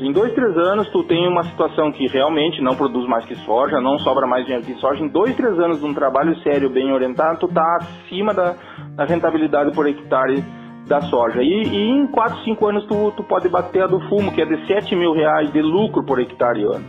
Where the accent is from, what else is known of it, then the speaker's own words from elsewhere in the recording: Rio Grande do Sul, Brazil; accent: gaúcho; Um sotaque gaúcho